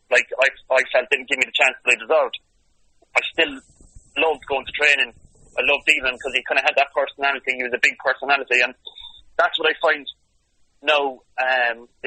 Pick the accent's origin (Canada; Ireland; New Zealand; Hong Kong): Ireland; Cork, Munster; I stayed in Cork City for 650 euro a week because I was thinking, do you know what, I'm going to stay here, it's my hometown